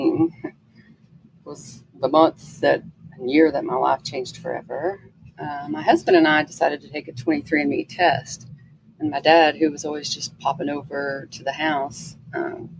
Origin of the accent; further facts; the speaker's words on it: Texas, United States; I grew up in Texas